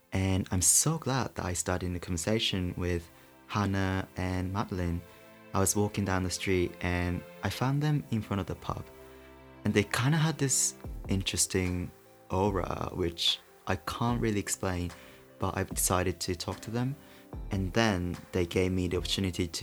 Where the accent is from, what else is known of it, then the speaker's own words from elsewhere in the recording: Japan; moved away; I'm from Japan